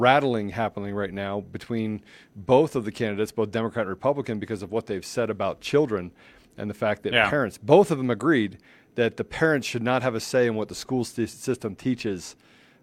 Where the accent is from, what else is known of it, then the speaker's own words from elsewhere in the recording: Washington, District of Columbia, United States; moved away as an adult; also born or lived in Winchester, Virginia; I was born in Winchester, Virginia, grew up in Washington, D.C., spent my first 21 years of my life there